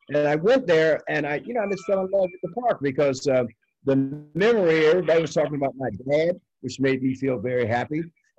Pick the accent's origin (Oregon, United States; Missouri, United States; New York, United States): Missouri, United States; St. Louis; because I was born and raised in St. Louis, Missouri, where my father and my mother were.